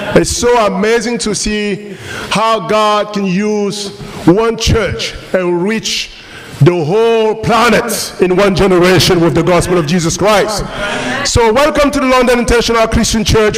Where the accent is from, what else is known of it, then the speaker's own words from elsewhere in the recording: Cameroon; first language French; English is a second language; moved away; also born or lived in France / United States; I was born in Africa. I was born in Cameroon uh, 47 years ago